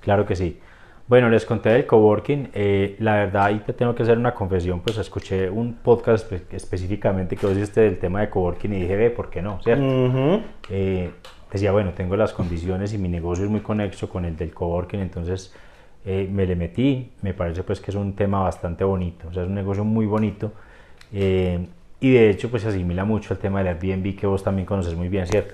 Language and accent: Spanish; Rionegro, Antioquia, Colombia; yo soy de Río Negro